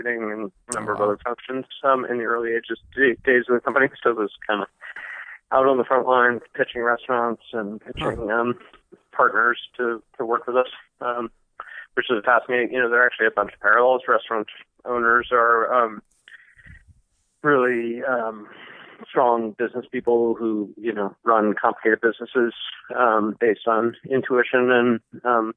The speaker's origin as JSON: {"language": "English", "region": "East Coast", "country": "United States", "tie": "born or raised there", "moved": "as an adult", "lives_now": "San Francisco, United States", "said": "I grew up on the East Coast, so not in farming country"}